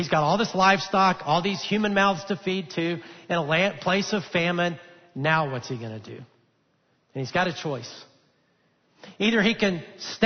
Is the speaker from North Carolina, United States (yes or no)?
no; Alabama, United States; now in Texas, United States; I'm a Texan now. I grew up in Alabama. I've always lived in the south.